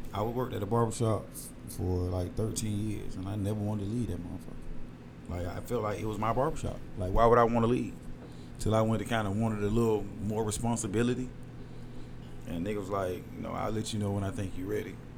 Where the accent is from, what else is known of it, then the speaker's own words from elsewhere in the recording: Atlanta, Georgia, United States; also born or lived in Decatur, Georgia; growing up in Decatur